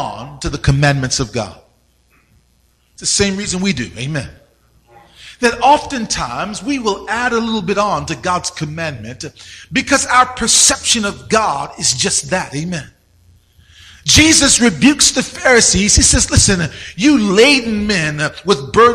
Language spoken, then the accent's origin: English; Richmond, Virginia, United States; moved away as an adult; also born or lived in Arizona; I grew up in Virginia, right? Richmond, Virginia